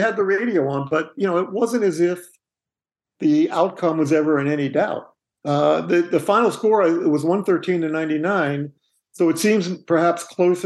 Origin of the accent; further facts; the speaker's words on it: New York City, New York, United States; I grew up in Staten Island, and I lived in public housing